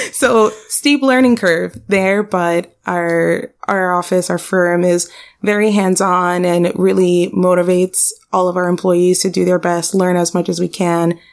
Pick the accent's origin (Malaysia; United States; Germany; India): United States; Miami, Florida; I'm born and raised in Miami.